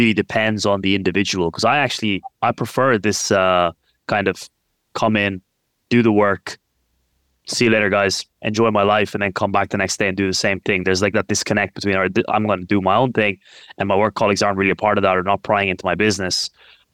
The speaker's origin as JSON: {"language": "English", "country": "Ireland", "tie": "born or raised there", "moved": "yes", "lives_now": "London, United Kingdom", "said": "I grew up in Ireland"}